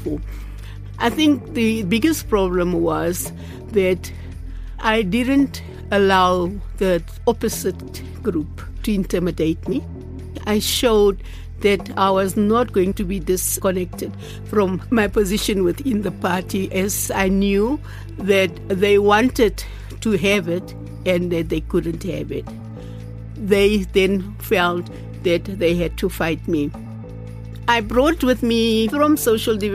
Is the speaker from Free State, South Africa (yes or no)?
yes; Bloemfontein, Free State, South Africa; I was born here in Bloemfontein